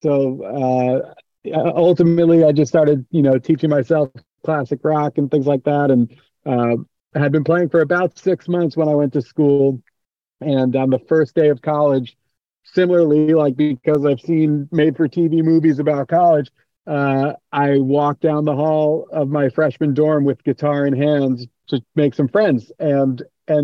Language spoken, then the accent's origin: English; Port Washington, New York, United States; now in Maryland, United States; That's right. Yep. Port Washington, New York, on the north shore of Long Island, not too far from the city. And it was a good place to live. I like living in Maryland now, but it all started in New York.